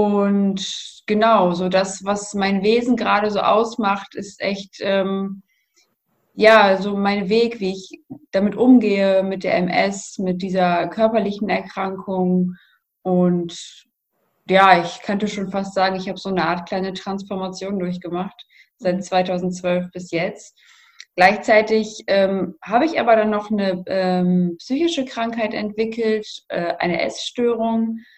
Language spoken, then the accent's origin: German; North Rhine-Westphalia, Germany; bin 28 Jahre alt und ich komme aus der Nähe von Münster.